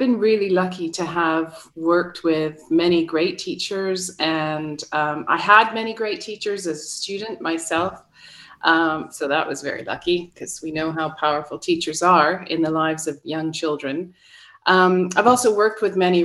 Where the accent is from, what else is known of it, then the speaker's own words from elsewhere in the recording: Ottawa, Ontario, Canada; first language English; I'm originally from Ottawa in Canada.